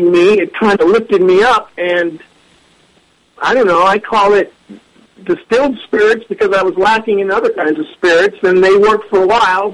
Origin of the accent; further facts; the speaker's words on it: Northern California, United States; I'm from Northern California